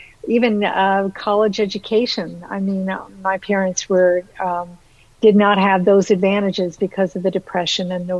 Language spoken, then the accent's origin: English; Ohio, United States; now in Canada; I've actually been in Canada more than half my life, but I was born and raised in Ohio